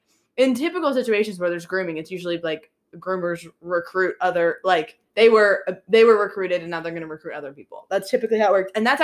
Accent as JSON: {"language": "English", "town": "Pittsburgh", "region": "Pennsylvania", "country": "United States", "tie": "born or raised there"}